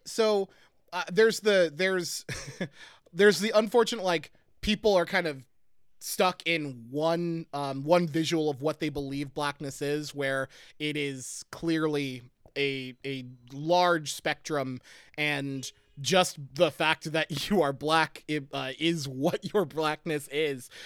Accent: Pottsville, Pennsylvania, United States; moved away; I grew up in in Pottsville.

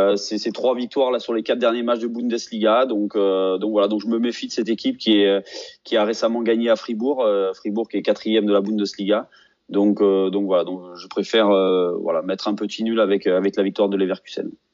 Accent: Auvergne-Rhône-Alpes, France; je suis auvergnat

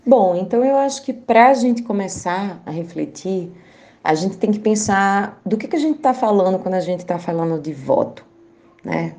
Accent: Caruaru, Pernambuco, Brazil; moved away as an adult; now in Brasília, Brazil; eu sou do semiárido pernambucano, eu venho de Caruaru, Pernambuco

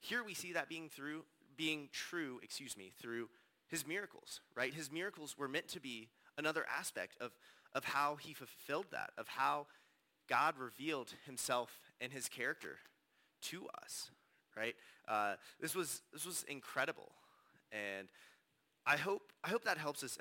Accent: Danville, Virginia, United States; moved away as an adult; also born or lived in New River Valley, Virginia; I'm originally from Danville, Virginia

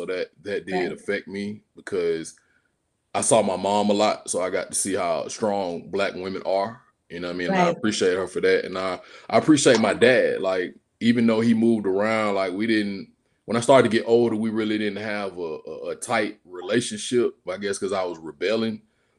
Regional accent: Georgia, United States; also born or lived in Washington, D.C.; So, yeah, I was raised in Georgia, but I was born in D.C. Yeah, due to my father's military status.

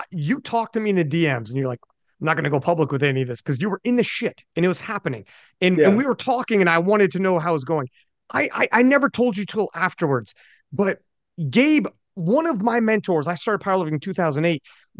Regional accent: Canada; I'm Canadian and he's my friend and we're in Canada.

